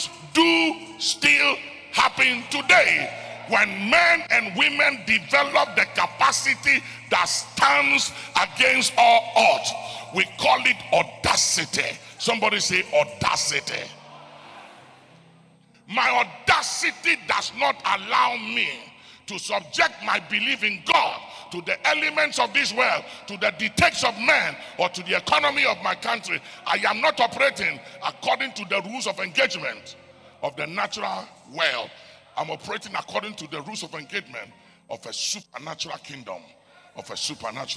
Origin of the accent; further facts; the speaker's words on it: Ghana; I was born in Ghana